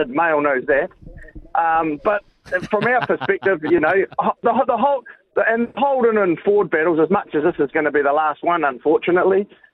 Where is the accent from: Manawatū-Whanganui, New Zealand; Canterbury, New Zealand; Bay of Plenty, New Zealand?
Manawatū-Whanganui, New Zealand; Mangatainoka; I'm traditionally from the Manga Tanoka, mate, so it runs through the veins